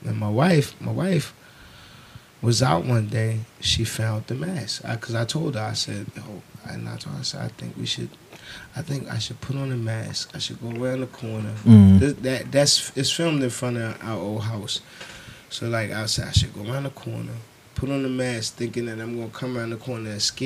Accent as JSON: {"language": "English", "town": "Baltimore", "region": "Maryland", "country": "United States", "said": "I'm from Baltimore"}